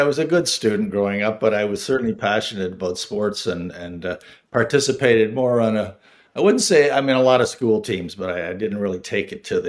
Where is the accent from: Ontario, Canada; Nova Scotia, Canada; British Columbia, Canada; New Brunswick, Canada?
Ontario, Canada; Toronto; I grew up in North York for the most part of my life.